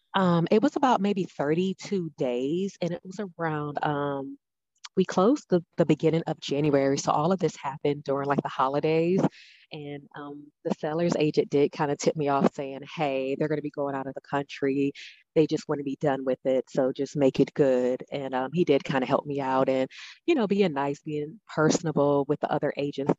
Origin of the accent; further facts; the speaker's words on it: New Orleans, Louisiana, United States; moved away as an adult; now in Nashville, United States; I'm originally from New Orleans, Louisiana. Um, I've been in Nashville almost four years now